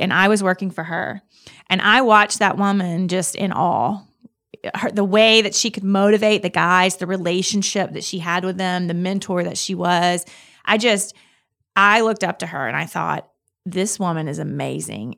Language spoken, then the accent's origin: English; Clinton, Mississippi, United States; I'm from Mississippi. I've, I lived in Mississippi my whole life, r, from right outside the Jackson area